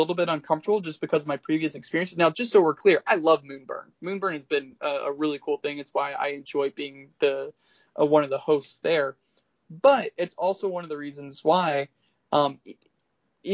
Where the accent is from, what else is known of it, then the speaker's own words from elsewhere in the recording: the South, United States; I'm from the South